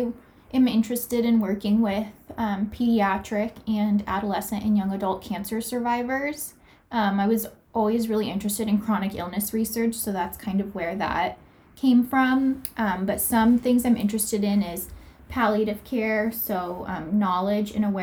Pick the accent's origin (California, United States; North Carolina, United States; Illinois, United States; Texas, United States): California, United States; Southern; I am originally from Southern California. I grew up here